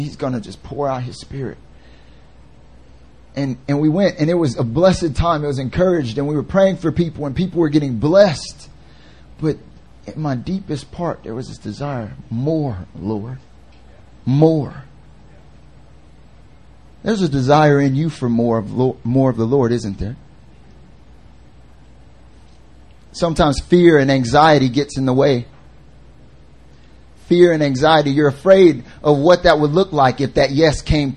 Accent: North Carolina, United States; moved away as an adult; now in Seoul, South Korea; I'm from North Carolina, and like I lived in like the foothills area

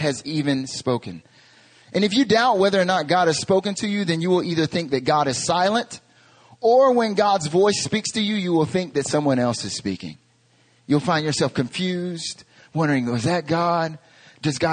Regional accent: North Carolina, United States; moved away as an adult; now in Korea; I'm from North Carolina in America

